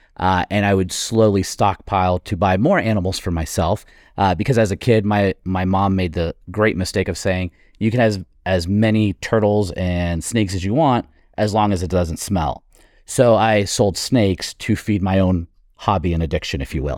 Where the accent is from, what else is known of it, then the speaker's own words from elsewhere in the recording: Florida, United States; I was growing up in Florida